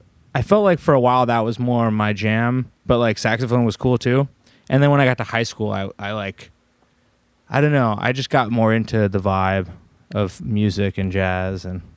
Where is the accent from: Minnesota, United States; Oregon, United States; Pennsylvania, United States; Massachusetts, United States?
Oregon, United States; Portland; Yeah, I grew up in Southwest, so okay. This is at Riverdale grade school.